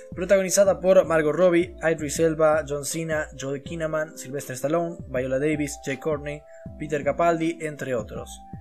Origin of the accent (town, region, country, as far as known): Argentina